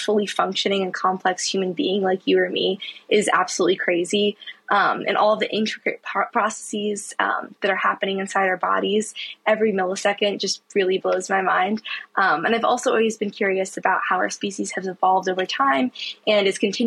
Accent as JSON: {"language": "English", "town": "Saratoga Springs", "region": "New York", "country": "United States", "tie": "born or raised there", "moved": "as an adult", "lives_now": "Durham, United States", "said": "I grew up in a small town in upstate New York called Saratoga Springs, just north of Albany."}